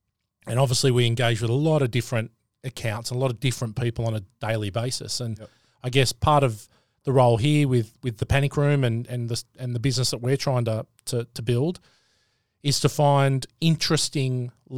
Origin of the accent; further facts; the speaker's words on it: Sydney, New South Wales, Australia; now in Gold Coast, Australia; I'm in my 8th year now. I moved up from Sydney.